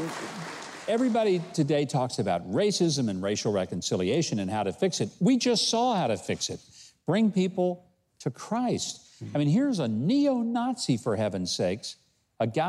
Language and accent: English; southwest Arkansas, United States; Not that far from where I grew up, down in southwest corner of the state